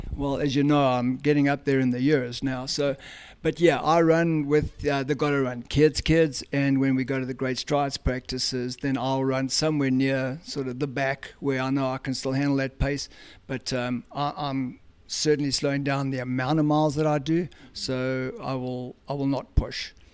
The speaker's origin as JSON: {"language": "English", "country": "South Africa", "tie": "born or raised there", "moved": "as an adult", "lives_now": "Cumming, GA, United States", "said": "I grew up in South Africa"}